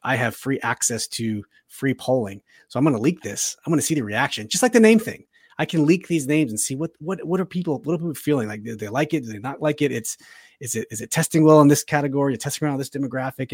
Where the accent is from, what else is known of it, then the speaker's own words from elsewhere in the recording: Woodbridge, Virginia, United States; moved away as an adult; I moved there in eighty-seven, and my family's still there. I was there till two thousand three, so Woodbridge is my hometown